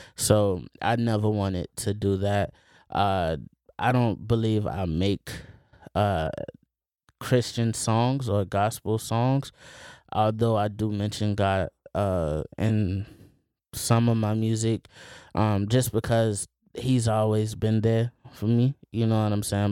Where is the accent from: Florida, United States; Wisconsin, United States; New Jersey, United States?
Florida, United States; Plant City; I grew up in Plant City